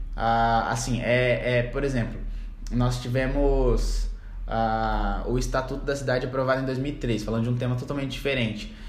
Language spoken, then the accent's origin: Portuguese; Campo Grande, Mato Grosso do Sul, Brazil; eu sou de Campo Grande, Mato Grosso do Sul. Nasci aqui na Cidade Morena, capital do estado